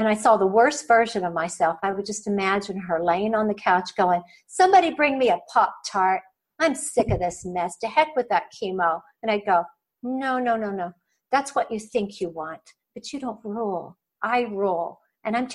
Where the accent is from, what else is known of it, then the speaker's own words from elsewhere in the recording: Oklahoma, United States; Growing up in Oklahoma, you know, and under the shadow of the Oral Roberts Prayer Tower